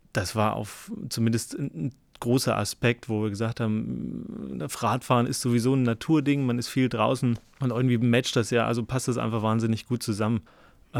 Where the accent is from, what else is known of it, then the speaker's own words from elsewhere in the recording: Vogtland, Saxony, Germany; moved away; ich komme ursprünglich aus dem Vogtland